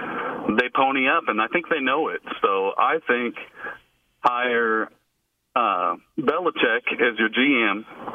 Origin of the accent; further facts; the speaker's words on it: California, United States; I was born and raised in Orange County.